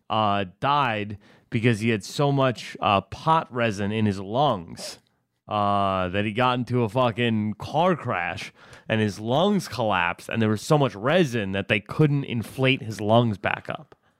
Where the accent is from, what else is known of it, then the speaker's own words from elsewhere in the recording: Westchester, New York, United States; Not from upstate New York. I'm from Westchester, which is a fucking, it's a, it's in the, it's in the New York City metro